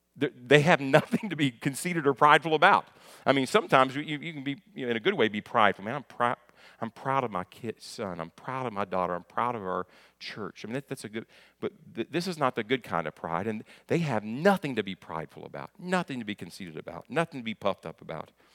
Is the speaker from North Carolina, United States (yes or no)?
no; near Lexington, Kentucky, United States; also born or lived in Hopkinsville, Kentucky; I'm from Kentucky